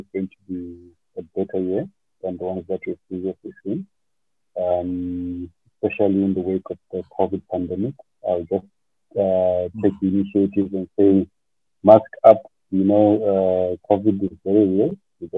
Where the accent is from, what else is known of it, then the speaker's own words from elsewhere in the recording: Zimbabwe; The company has its roots in Zimbabwe, because that's my home country. That's where I belong, really.